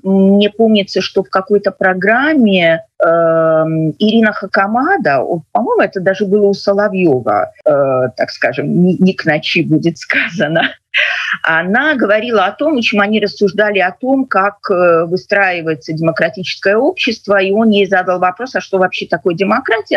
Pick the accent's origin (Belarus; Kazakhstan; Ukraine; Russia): Belarus